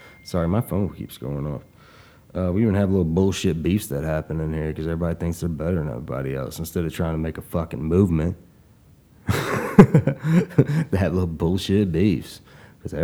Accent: Tulsa, Oklahoma, United States; my town, my hometown, my city, Tulsa, Oklahoma

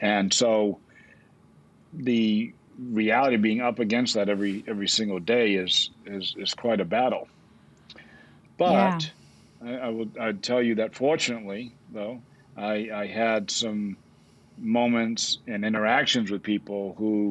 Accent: New Bedford, Massachusetts, United States; I grew up in Massachusetts in a community south of Boston called New Bedford, once the whaling capital of the world

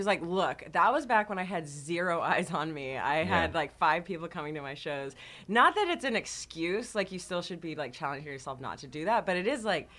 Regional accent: Texas, United States; I grew up in Texas in a suburban area.

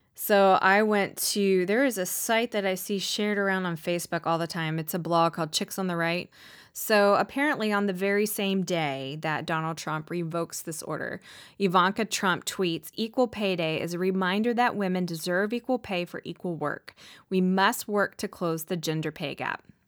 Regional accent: the Southern States, United States; growing up in the Southern States, um, you know, which is prime, you know, predominantly Republican

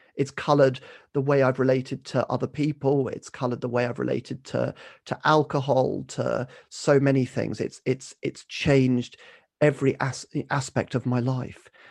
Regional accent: Kent, South East England, United Kingdom; grew up in Kent, um, was basically local village

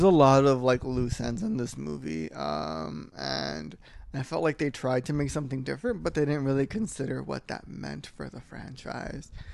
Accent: California, United States; we're from California and we're the Golden State

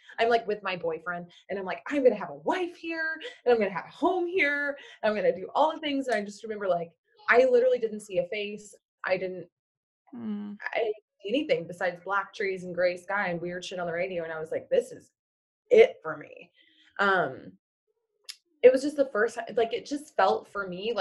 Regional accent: Oklahoma, United States; moved away as an adult; now in Portland, United States; I'm originally from Oklahoma, and then I moved to Oklahoma City

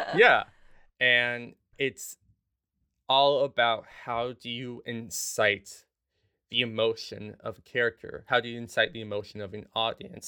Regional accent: Los Angeles, California, United States; moved away as an adult; also born or lived in Houston, Texas; now in New York City, United States; I was born in Houston, Texas, but I primarily grew up in Los Angeles, California, in the San Fernando Valley, a little town called Van Nuys. Um, so from, like, two to eighteen, I was living there

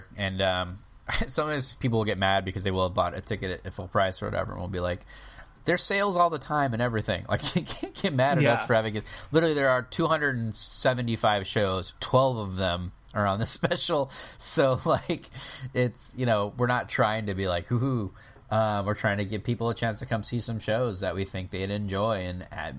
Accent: Michigan, United States; oh yeah, I'm from Michigan. I love Michigan State.

